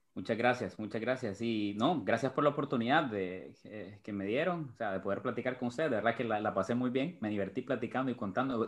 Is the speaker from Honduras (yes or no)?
yes; Honduras; Lo que me malea es, es, es Honduras, es mi, mi patria, mi país